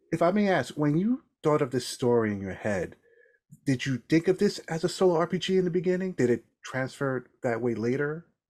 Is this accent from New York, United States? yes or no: yes; New York, United States; now in Massachusetts, United States; as a New Yorker